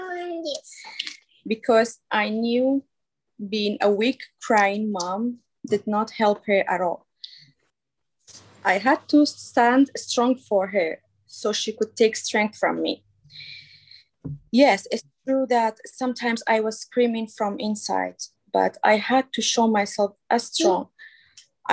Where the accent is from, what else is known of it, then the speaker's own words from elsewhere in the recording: Kurdistan Region, Iraq; we are from Iraq, Kurdistan region.